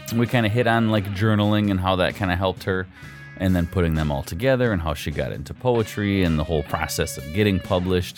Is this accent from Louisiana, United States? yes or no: no; Wisconsin, United States; accent: Wisconsin; I have a Wisconsin accent, yes, Midwest